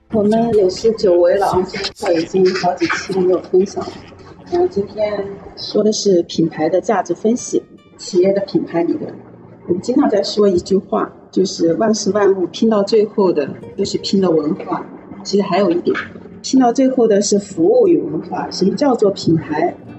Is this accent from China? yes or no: yes; southern China, China; also born or lived in Shanghai; 我们都是南方人